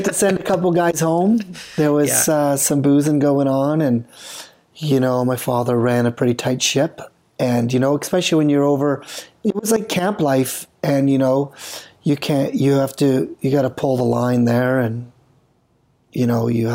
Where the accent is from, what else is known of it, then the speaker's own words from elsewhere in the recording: British Columbia, Canada; I'm from BC